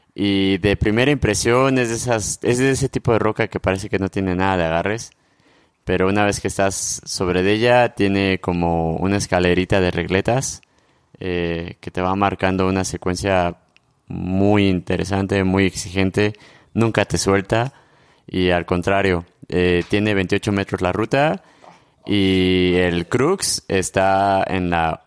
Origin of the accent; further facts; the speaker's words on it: Morelia, Michoacán, Mexico; soy de Morelia.